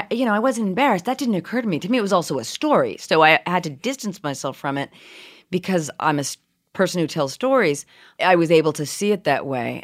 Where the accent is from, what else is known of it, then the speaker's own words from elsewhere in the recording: Brookline, Massachusetts, United States; now in New York City, United States; I grew up in Brookline, Massachusetts